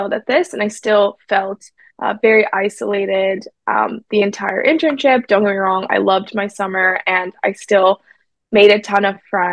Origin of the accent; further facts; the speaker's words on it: Silicon Valley, California, United States; I grew up in Silicon Valley